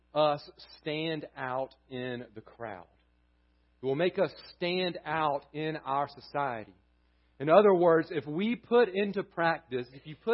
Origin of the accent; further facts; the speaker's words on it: Southern United States, United States; accent: thick Southern; we're a group with thick Southern accents